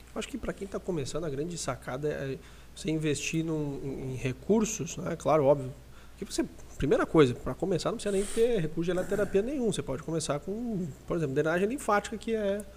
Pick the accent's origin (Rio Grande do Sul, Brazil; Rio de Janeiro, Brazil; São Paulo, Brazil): Rio Grande do Sul, Brazil; Lajeado; a gente é de Lajeado, aqui do Rio Grande do Sul